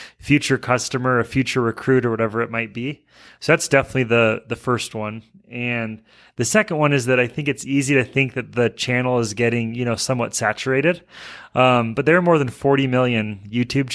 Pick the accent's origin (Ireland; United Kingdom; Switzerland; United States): United States; Alaska; moved away as an adult; now in Utah, United States; I grew up in Alaska.